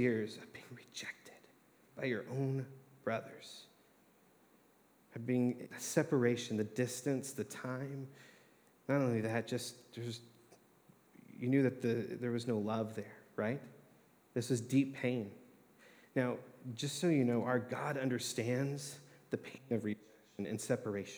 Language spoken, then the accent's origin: English; Texas, United States; moved away; I'm from Texas originally.